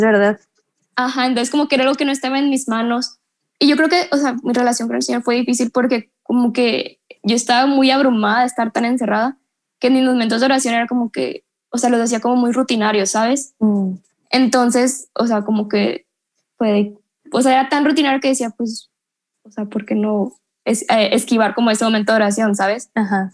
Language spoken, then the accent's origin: Spanish; Monterrey, Nuevo León, Mexico; Soy de Monterrey, 100% regia.